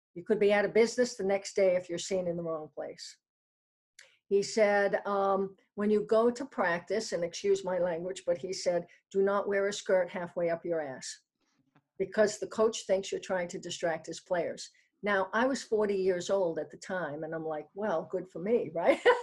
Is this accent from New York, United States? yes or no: yes; New York City, New York, United States; moved away; also born or lived in New Hampshire; I was uh, born in New York City, and my parents are from Brooklyn in the Bronx